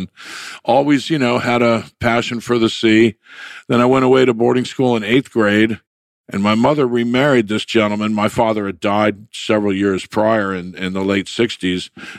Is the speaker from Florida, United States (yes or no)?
yes; Palm Beach, Florida, United States; also born or lived in Connecticut; I grew up in Palm Beach and Palm Beach, Florida at that point was, you know, like a cocoon